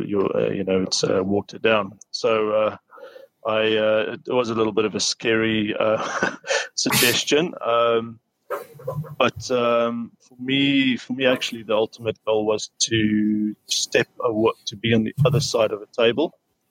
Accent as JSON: {"language": "English", "country": "South Africa", "tie": "born or raised there", "moved": "as an adult", "lives_now": "United Kingdom", "said": "So studied in South Africa in my hometown."}